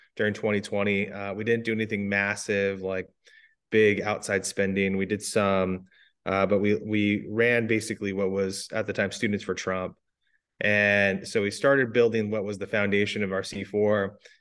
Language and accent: English; Arizona, United States; I'm actually from Arizona. I'm a seven generation Arizona